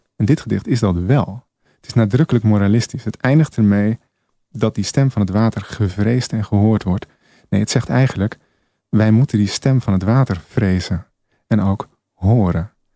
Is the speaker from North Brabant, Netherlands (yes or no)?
no; Egmond aan Zee, North Holland, Netherlands; Ik kom uit Egmond aan Zee. Ik de hemelsbreed nog geen 50 meter bij de zee vandaan, vlak bij de vuurtoren.